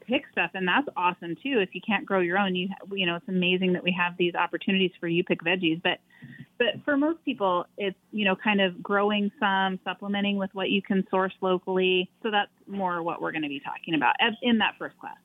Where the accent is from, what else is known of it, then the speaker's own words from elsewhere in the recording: Oregon, United States; moved away as an adult; now in Big Lake, United States; we're originally from Oregon